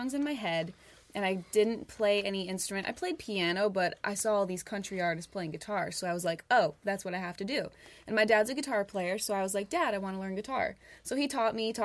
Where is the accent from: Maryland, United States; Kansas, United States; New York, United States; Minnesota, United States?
New York, United States; East Rochester; moved away as an adult; now in Nashville, United States; I grew up in East Rochester and lived there my whole life